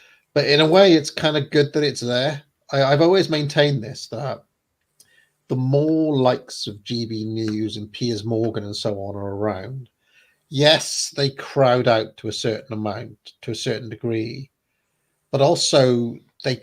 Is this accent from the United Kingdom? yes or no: yes; Wales, United Kingdom; growing up in Wales, being Welsh was more important than being British to most people